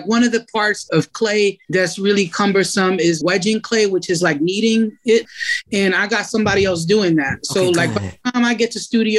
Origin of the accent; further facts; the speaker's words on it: Philadelphia, Pennsylvania, United States; I'm from Kensington